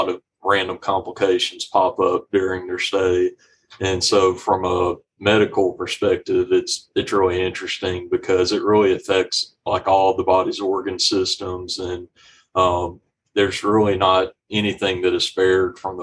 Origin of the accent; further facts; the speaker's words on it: Magnolia, Arkansas, United States; moved away as an adult; also born or lived in Ruston, Louisiana; now in Little Rock, United States; I grew up in Magnolia and I grew up there, went to high school there